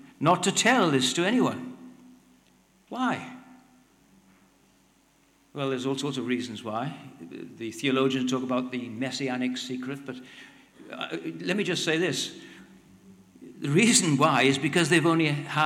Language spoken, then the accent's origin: English; Wales, United Kingdom; I'm Welsh